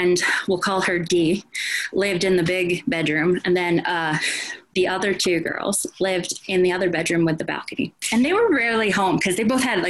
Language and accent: English; New Jersey, United States; moved away as an adult; also born or lived in Roosevelt Island, New York; I'm from New Jersey originally